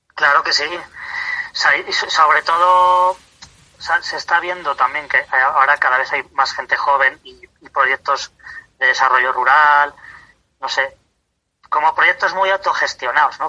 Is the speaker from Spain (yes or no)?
yes; Tarancón, Castilla-La Mancha, Spain; soy de Tarancón, de Cuenca